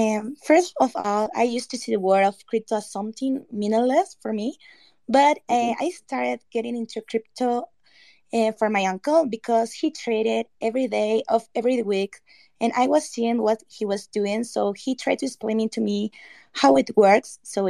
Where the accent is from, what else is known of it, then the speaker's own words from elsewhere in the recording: Ecuador; I'm from Ecuador.